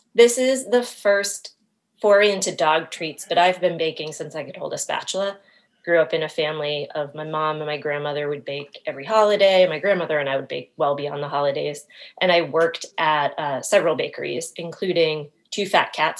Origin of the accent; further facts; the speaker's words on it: Maine, United States; moved away; I'm originally from Maine